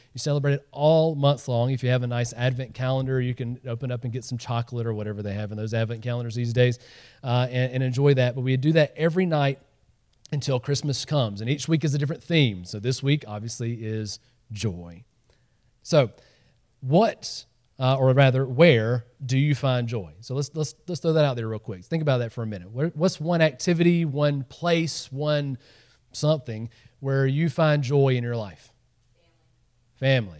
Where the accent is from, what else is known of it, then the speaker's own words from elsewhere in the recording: Georgia, United States; moved away; I grew up in Georgia